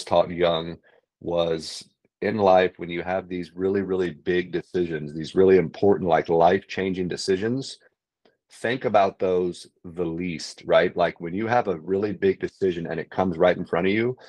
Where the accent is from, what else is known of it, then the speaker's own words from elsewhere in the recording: San Antonio, Texas, United States; moved away as an adult; also born or lived in Northern California; now in San Antonio, United States; I was born and raised in San Antonio, Texas. I left here when I was 18